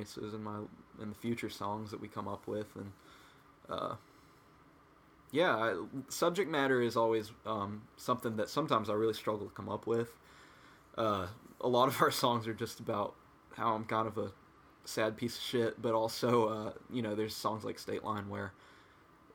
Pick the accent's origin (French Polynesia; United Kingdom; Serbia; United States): United States; Blacksburg; growing up in Blacksburg